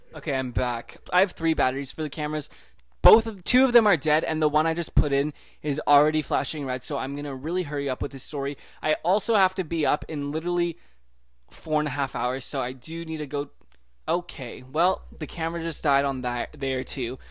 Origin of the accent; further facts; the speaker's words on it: Vancouver, British Columbia, Canada; also born or lived in Toronto; I was from Vancouver